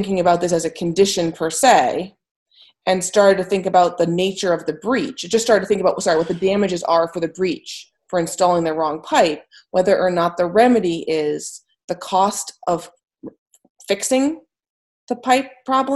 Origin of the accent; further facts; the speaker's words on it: Maine, United States; accent: Maine; in a Maine accent, in the sense that I am from Maine